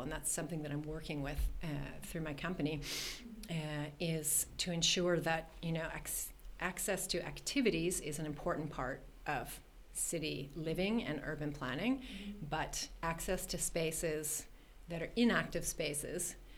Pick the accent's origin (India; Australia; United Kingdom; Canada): Canada; Toronto, Ontario; moved away as an adult; now in Sweden; I grew up in Toronto, which is basically landlocked.